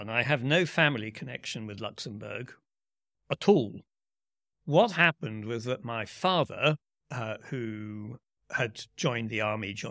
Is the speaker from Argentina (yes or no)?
no; United Kingdom; Uh, I'm a British politician